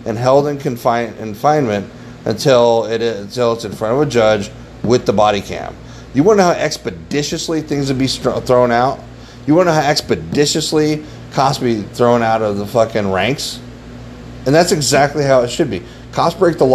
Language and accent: English; United States; we have as American citizens